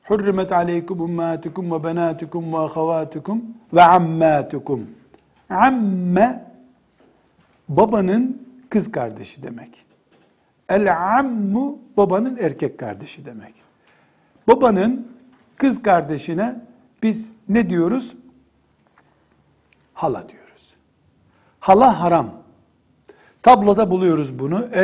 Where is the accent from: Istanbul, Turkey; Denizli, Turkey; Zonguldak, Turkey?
Istanbul, Turkey; Mesela işte ben İstanbulluyum. İstanbul'da filan sülaleyiz biz